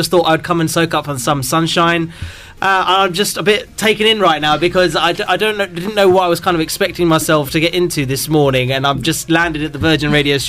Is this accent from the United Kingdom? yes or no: yes; Slough, South East England, United Kingdom; I'm from a place called Slough.